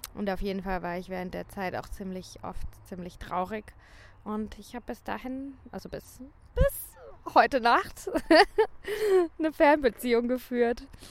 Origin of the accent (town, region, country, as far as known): St. Leon-Rot, Baden-Württemberg, Germany; moved away as an adult; also born or lived in Sal, Cape Verde